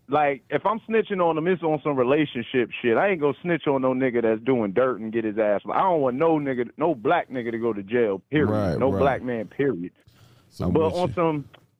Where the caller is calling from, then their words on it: East St. Louis, Illinois, United States; I'm calling from East St. Louis